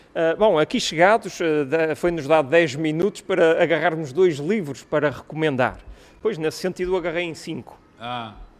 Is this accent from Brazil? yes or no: no; Porto, Norte, Portugal; eu sou do Porto